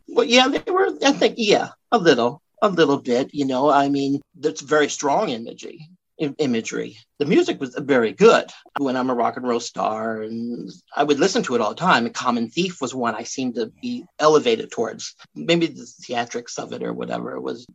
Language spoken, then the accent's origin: English; Iowa, United States; also born or lived in Miami, Florida; I was born in Miami, Miami, Florida, and we lived in Hialeah, which is like a suburb of Miami, till I was probably seven. You know, maybe the year I turned eight. You know, that's when they separated. But then once they separated, they decided my mom would move back here to Iowa